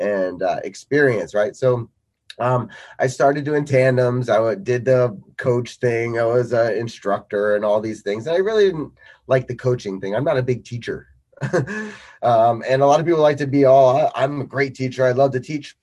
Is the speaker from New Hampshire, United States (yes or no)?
no; Colchester, Connecticut, United States; I'm 47 years old and I'm from Colchester, Connecticut.